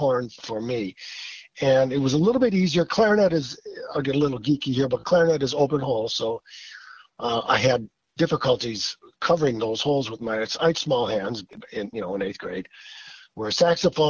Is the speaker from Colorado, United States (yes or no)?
no; Milwaukee, Wisconsin, United States; Growing up in Milwaukee, sitting between my folks, my parents, probably 5 or 6 years old